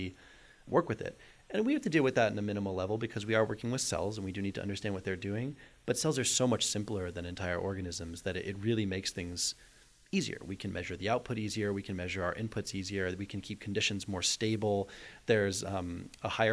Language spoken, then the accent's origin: English; North Shore of Boston, Massachusetts, United States; also born or lived in Amherst, Massachusetts; I grew up on the North Shore of Boston